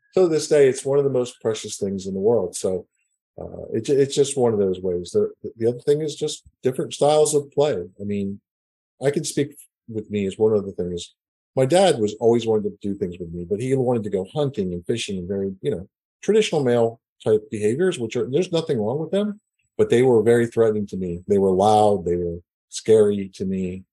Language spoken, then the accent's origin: English; Northeast, United States; now in Houston, United States; I grew up in the Northeast, and things are very traditional